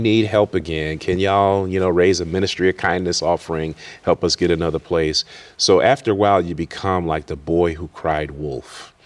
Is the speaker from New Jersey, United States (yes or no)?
no; Worcester, Massachusetts, United States; I grew up in Worcester, Massachusetts, which is west of Boston